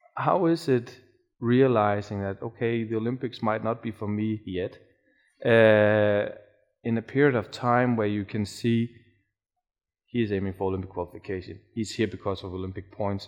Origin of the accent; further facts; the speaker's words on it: Denmark; I'm from Denmark